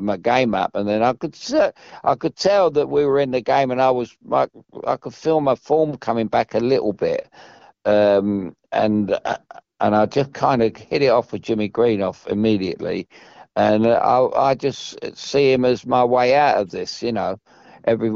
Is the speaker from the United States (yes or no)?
no; London, United Kingdom; I come from Chelsea